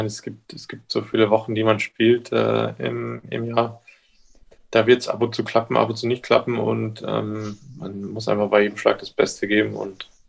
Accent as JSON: {"language": "German", "region": "Bavaria", "country": "Germany", "said": "Ja ich komme aus, äh, aus der Oberpfalz."}